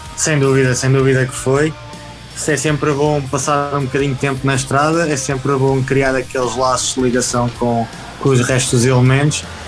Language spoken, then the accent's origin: Portuguese; Pedrógão, Portugal; tenho 27 anos, sou natural de Pedrógão